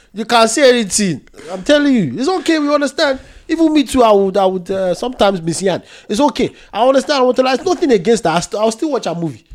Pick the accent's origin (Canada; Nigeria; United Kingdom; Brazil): Nigeria; I'm Nigerian